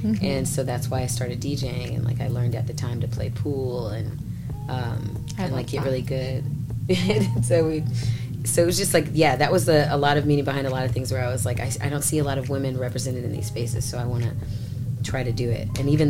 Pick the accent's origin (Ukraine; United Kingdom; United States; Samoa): United States; Dunlap, Illinois; moved away; also born or lived in Chicago; I'm from Dunlap. It's a really small town outside of Peoria